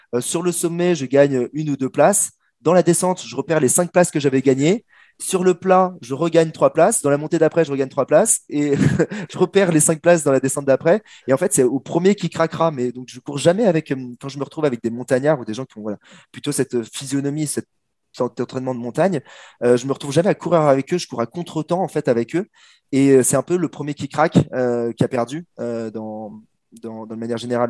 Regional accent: France; je suis français

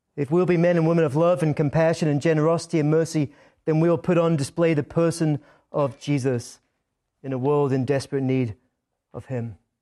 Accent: Scotland, United Kingdom; accent: Scottish; moved away; When I come back from Scotland, my accent is sometimes a little bit stronger than before I left

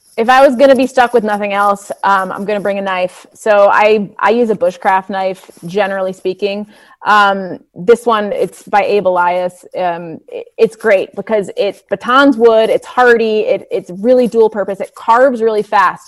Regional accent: New England, United States; I grew up in New England

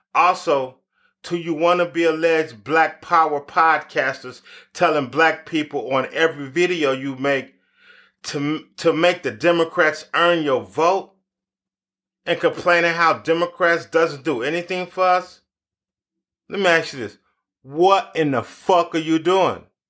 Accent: United States; as an American

